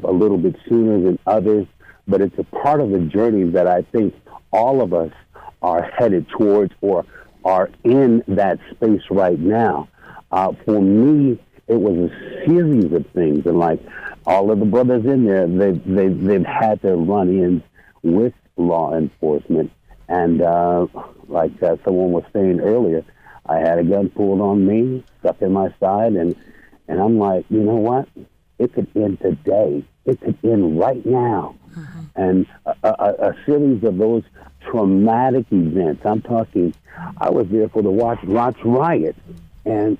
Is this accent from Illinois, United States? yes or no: no; Los Angeles, California, United States; moved away as an adult; now in Sacramento, United States; I'm from Los Angeles. And in Los Angeles, I had to be on guard on the daily